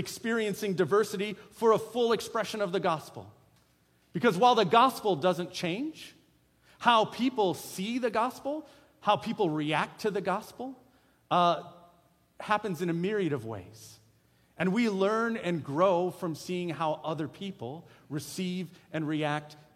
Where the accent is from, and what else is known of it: United States; accent: American